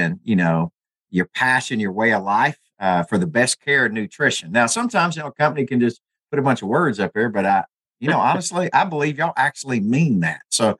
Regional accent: Arkansas, United States; We're both out of Arkansas.

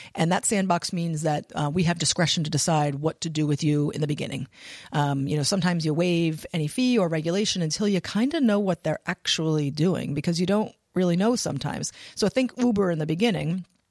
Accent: Pennsylvania, United States; moved away as an adult; now in Rhode Island, United States; was born and raised in Pennsylvania

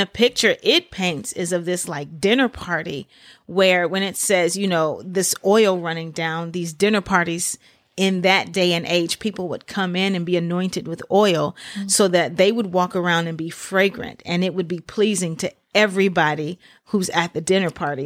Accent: Memphis, Tennessee, United States; I grew up in Memphis, Tennessee.

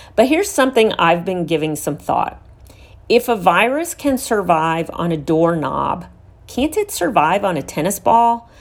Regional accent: Houston, Texas, United States; here in my hometown of Houston, Texas

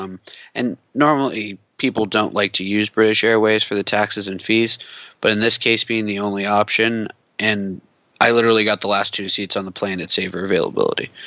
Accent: West Coast, United States; growing up on the West Coast

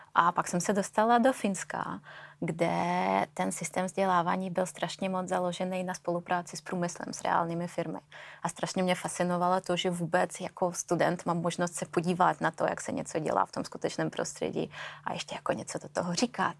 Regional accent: Russia; also born or lived in Finland / Sweden / Belgium; now in Czech Republic; Já pocházím z Ruska

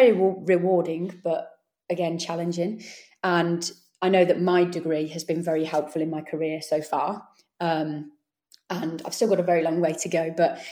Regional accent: Warwickshire, West Midlands, United Kingdom; moved away as an adult; also born or lived in Leeds; I am from the Warwickshire area, so it was about 2.5-3 hours to go home

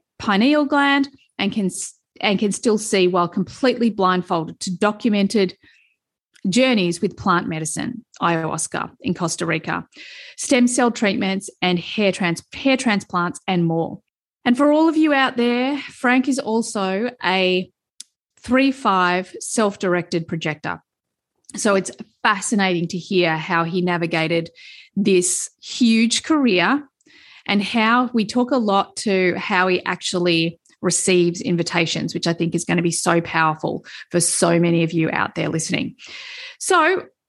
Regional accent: Melbourne, Victoria, Australia; in Melbourne where I grew up

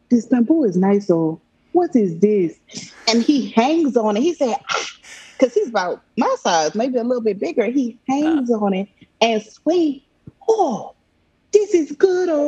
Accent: Nigeria; and I'm Nigerian as well.

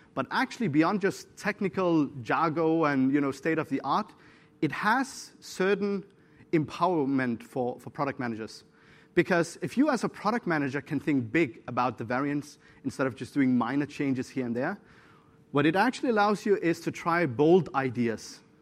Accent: Syria; I'm from Syria

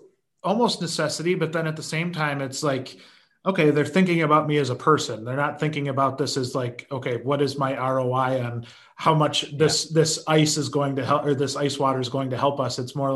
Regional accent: Las Vegas, Nevada, United States; I grew up in Vegas. I know what this is all about.

